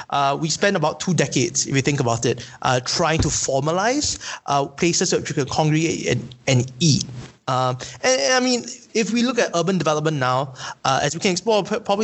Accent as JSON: {"language": "English", "country": "Singapore", "said": "Like that's me as a Singaporean."}